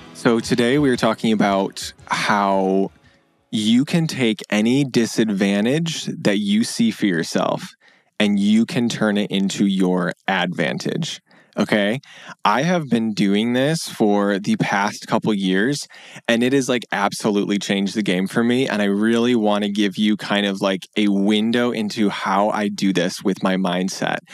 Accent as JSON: {"language": "English", "town": "Grand Rapids", "region": "Michigan", "country": "United States", "tie": "born or raised there", "also_born_or_lived": "Pennsylvania / Washington, D.C.", "moved": "as an adult", "said": "I moved back to Michigan to my hometown in West Michigan in Grand Rapids"}